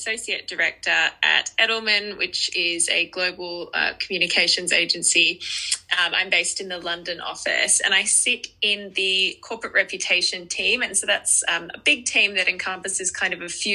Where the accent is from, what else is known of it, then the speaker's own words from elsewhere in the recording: Australia; accent: Aussie; moved away; also born or lived in Melbourne, Australia; You can probably tell by my accent that I'm an Aussie.